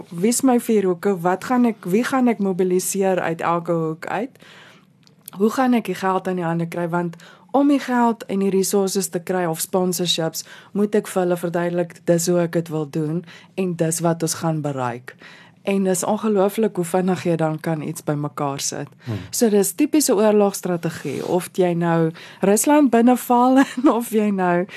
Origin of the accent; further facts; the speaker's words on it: South Africa; Ons is nou Suid-Afrikaners